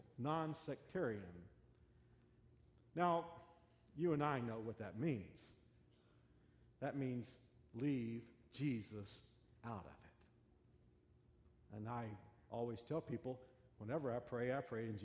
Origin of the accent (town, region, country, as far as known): Fort Worth, Texas, United States; born or raised there